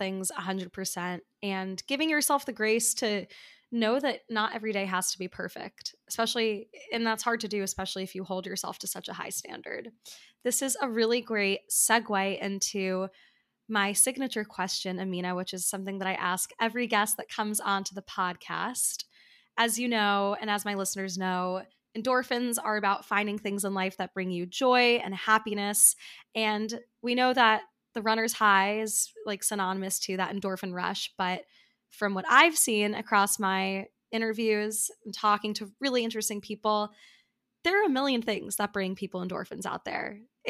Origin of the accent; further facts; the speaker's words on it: New York, United States; So as someone who also lives in New York and has been here for some time